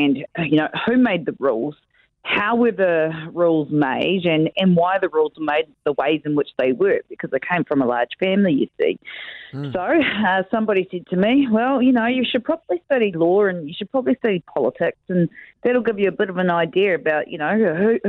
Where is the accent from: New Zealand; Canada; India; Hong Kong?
New Zealand; also born or lived in Tauranga Moana / Tuwharetoa / Whanganui; I was brought up between Paengaroa and Tikaraka, and in the east coast